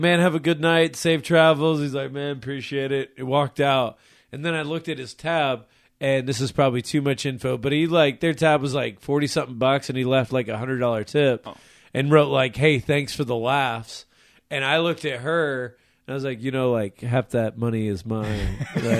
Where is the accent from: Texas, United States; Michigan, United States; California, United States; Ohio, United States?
Texas, United States; San Antonio; now in Oklahoma, United States; I grew up in San Antonio